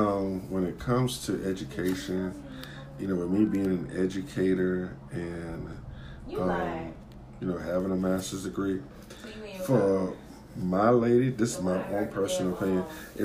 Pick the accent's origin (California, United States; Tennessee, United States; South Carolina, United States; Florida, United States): South Carolina, United States; Sumter County; moved away; I'm not from up here. You know, I'm from Sumter County, Merck City